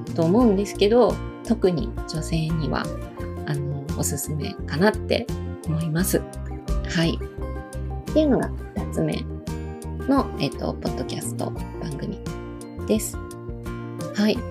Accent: Osaka, Japan; 私も大阪出身なので

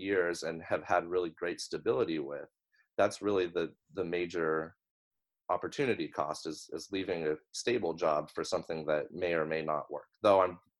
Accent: Truckee, California, United States; I was born in Lake Tahoe.

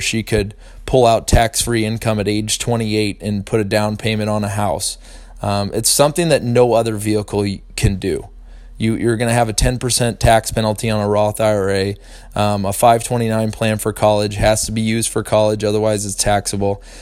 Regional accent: St. Louis, Missouri, United States; I grew up in St. Louis love the Cardinals tremendously

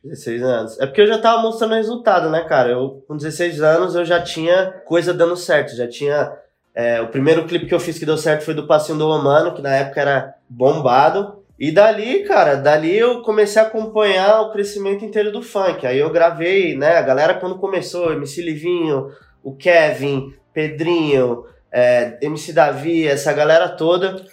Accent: São Paulo, Brazil; nasci no Cangaíba, zona leste de São Paulo

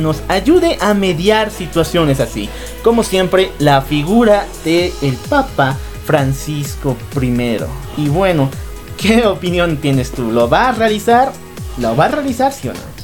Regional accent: Bolivia; Nosotros somos bolivianos

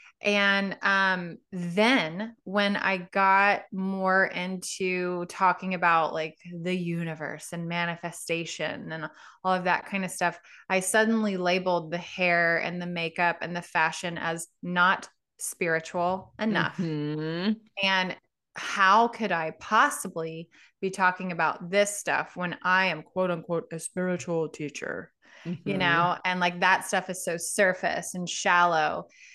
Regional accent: Louisiana, United States; I was raised in Southwest Louisiana, not really known as like a very spiritual hippie place. It's very religious.

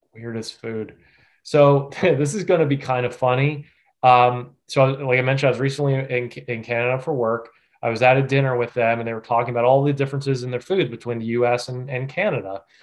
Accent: Lancaster County, Pennsylvania, United States; I was born and raised in Lancaster County

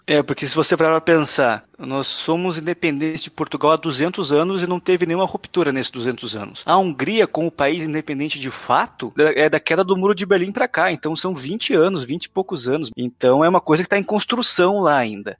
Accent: Brazil

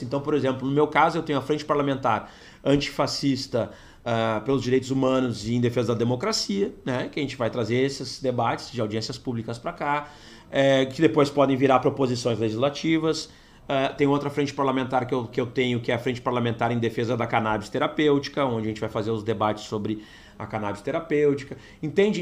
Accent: Porto Alegre, Rio Grande do Sul, Brazil; eu nasci em Porto Alegre, é, fui vereador de Porto Alegre

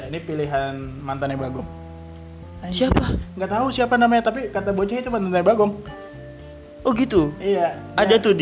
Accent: Jakarta, Indonesia; born there; gua kan lahirnya di Jakarta

